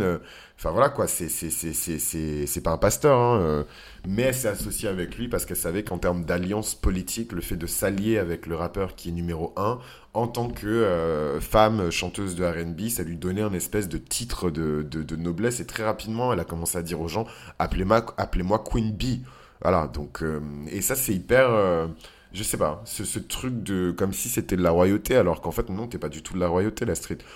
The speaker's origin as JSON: {"language": "French", "country": "France", "said": "je vis en France et je suis français"}